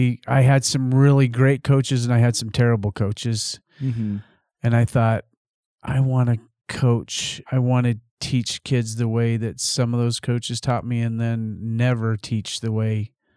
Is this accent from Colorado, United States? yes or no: yes; Colorado, United States; because we're from Colorado.